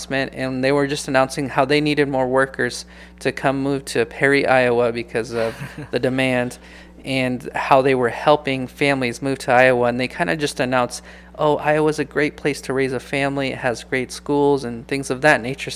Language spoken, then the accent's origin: English; Los Mochis, Sinaloa, Mexico; moved away; I was actually born in Mexico. So shout out to all my people from Sinaloa, you know. And I was born in Los Mochis, Sinaloa.